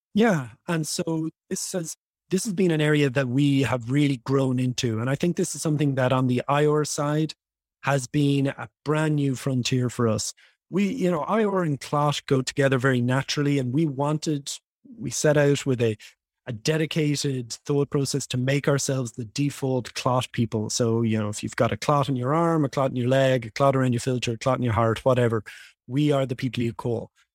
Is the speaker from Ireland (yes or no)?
yes; Dublin, Leinster, Ireland; moved away as an adult; now in Los Angeles, United States; I was born and raised in Dublin, Ireland.